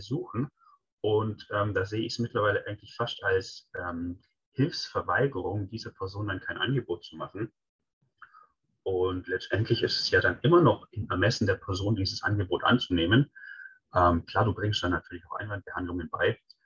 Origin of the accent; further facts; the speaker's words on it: Swabia, Germany; als Schwabe